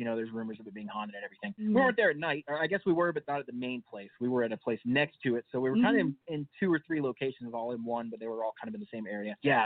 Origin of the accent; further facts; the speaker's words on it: Charlotte, North Carolina, United States; moved away; We're from Charlotte, North Carolina originally